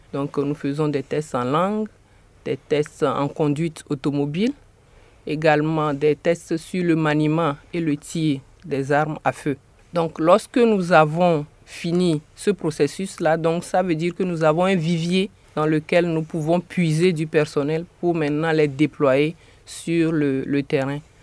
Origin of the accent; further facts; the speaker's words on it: Togo; now in New York, United States; Je suis togolaise de nationalité